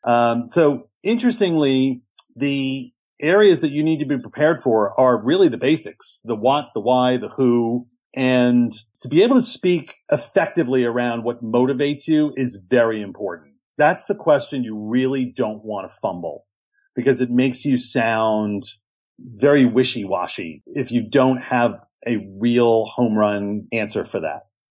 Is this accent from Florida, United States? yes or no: no; New York City, New York, United States; I grew up in New York City.